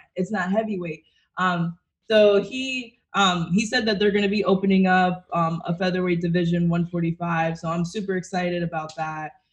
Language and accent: English; Connecticut, Massachusetts area, New England, United States; also born or lived in Brooklyn, New York; now in Florida, United States; I'm from Connecticut, Massachusetts area.